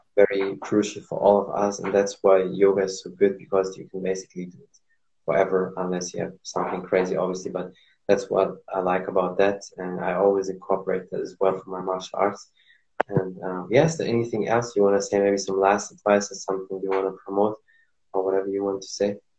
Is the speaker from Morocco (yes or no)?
yes; Morocco; moved away; also born or lived in Germany; I'm from Morocco